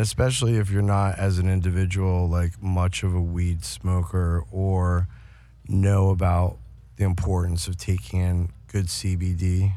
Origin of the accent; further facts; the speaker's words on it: New York, United States; I grew up in New York